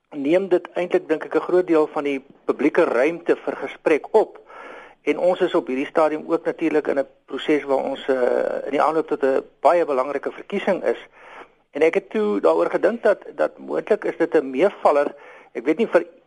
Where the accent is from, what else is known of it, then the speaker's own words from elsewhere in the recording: South Africa; ons almal as Suid-Afrikaners